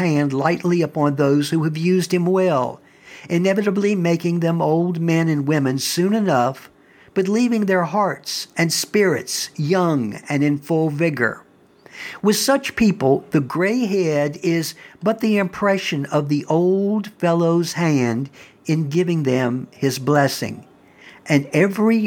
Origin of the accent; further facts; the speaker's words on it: Virginia, United States; When I was growing up in Virginia